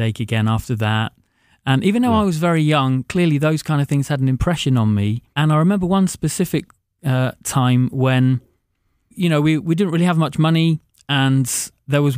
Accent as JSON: {"language": "English", "region": "London", "country": "United Kingdom", "tie": "born or raised there", "also_born_or_lived": "Devon", "moved": "as an adult", "lives_now": "Glasgow, United Kingdom", "said": "I was born in Devon and lived most of my teenage years just in the northwestern part of London"}